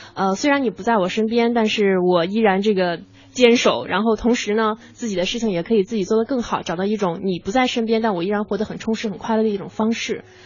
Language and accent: Chinese; Shandong, China; 我是山东人